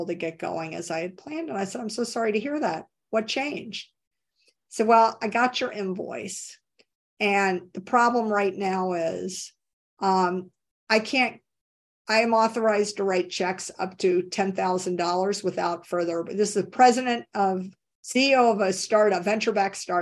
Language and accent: English; Tennessee, United States; I grew up in Tennessee